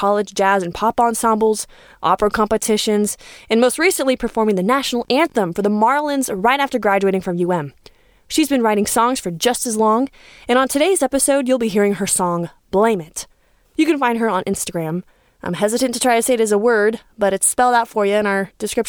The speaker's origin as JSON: {"language": "English", "town": "Miami", "region": "Florida", "country": "United States", "tie": "born or raised there", "also_born_or_lived": "Texas", "said": "I'm a Texas-born girl, but I came from Miami. That's where I went to school."}